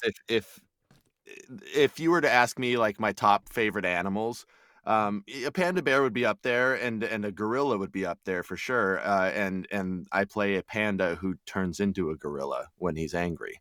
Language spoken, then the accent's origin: English; Albuquerque, New Mexico, United States; moved away as an adult; also born or lived in Austin, Texas; now in Texas, United States; I'm from the Southwest. I, I grew up in Albuquerque, New Mexico